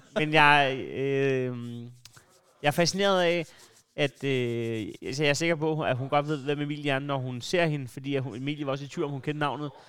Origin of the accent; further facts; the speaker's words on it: Næstved, Zealand, Denmark; jeg er jo Næstved-dreng